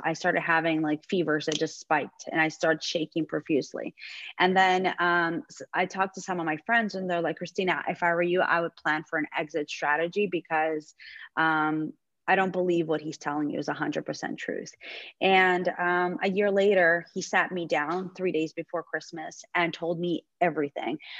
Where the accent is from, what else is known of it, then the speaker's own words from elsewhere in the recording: Belarus; also born or lived in New York; now in Florida, United States; my ex husband is from um, Belarus, like myself